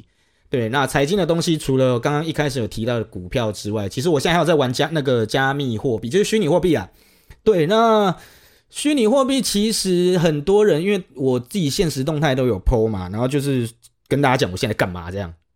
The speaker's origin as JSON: {"language": "Chinese", "region": "Kaohsiung", "country": "Taiwan", "said": "如果说是假设是我啦，我是高雄人，我去台北，然后我在台北确诊了"}